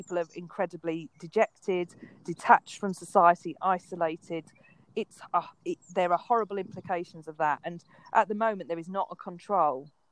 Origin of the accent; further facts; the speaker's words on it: London, United Kingdom; I grew up in London, in Waltham Forest